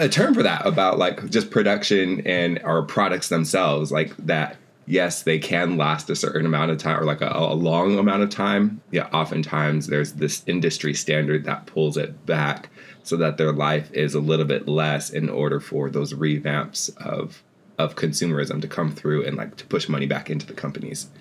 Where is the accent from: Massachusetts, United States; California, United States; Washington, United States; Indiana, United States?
Washington, United States; Seattle; moved away; I was born over in Seattle and spent, you know, the first part of my life over there. And then as an adult, made my way back as well